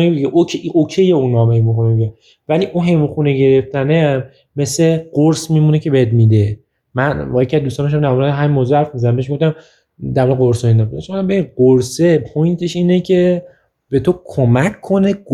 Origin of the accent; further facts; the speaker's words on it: Iran; من همه ترکا رو دوست دارم نه من خودم ترکم اینجا من